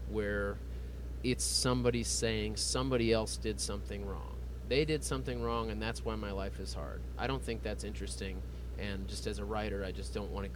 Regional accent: Texas, United States; We all grew up here. We all live here

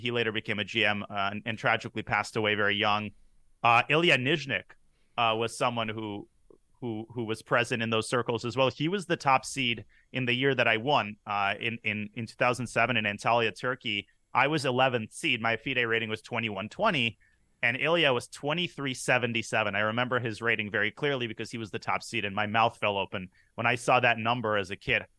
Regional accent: San Francisco Bay Area, California, United States; grew up in the San Francisco Bay Area

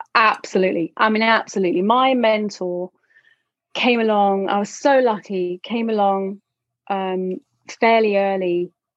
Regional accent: London, United Kingdom; I am from London

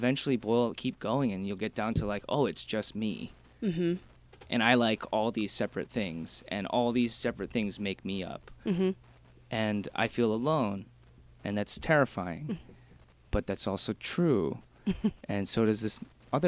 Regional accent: Michigan, United States; also born or lived in Korea; I'm from Michigan, so we had like a couple, maybe like 100,000 Korean people.

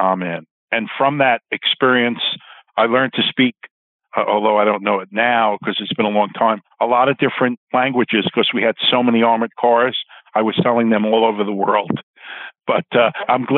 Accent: New York City, New York, United States; I was a young boy growing up in Queens

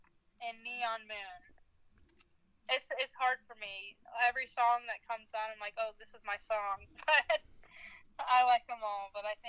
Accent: Denver, North Carolina, United States; I get asked if I'm from Colorado several times, and no matter how many times I put Denver, North Carolina on something, I guess no one reads it right, and they always think Colorado.

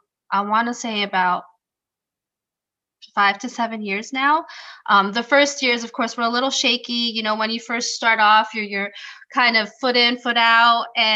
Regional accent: Germany; I was born and raised in Germany. By Filipino parents.

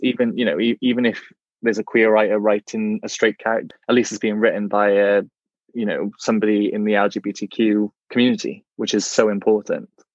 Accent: Welsh, Wales, United Kingdom; being a Welsh gay man myself

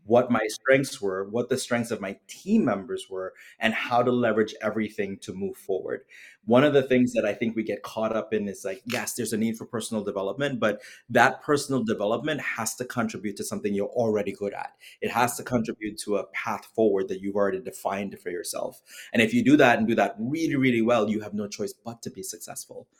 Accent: Trinidad & Tobago; moved away as an adult; now in United States; I was born and raised in Trinidad and Tobago

